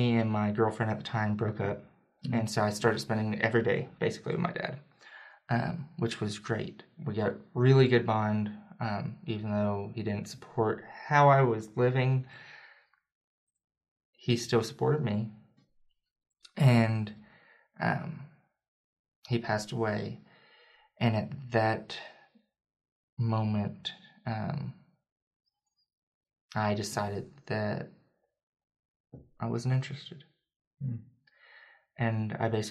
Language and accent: English; Berea, Kentucky, United States; moved away; I grew up in Kentucky